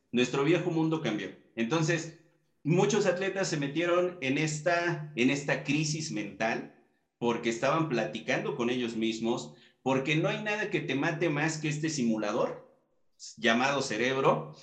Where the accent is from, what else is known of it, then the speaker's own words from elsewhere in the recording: Mexico; con toda nuestra comitiva mexicana, pues sabemos cómo, somos los mexicanos